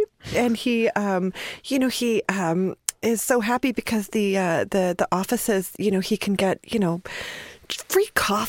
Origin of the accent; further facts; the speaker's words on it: Grand Island, Nebraska, United States; I'm from Grand Island. I'm not from the big city.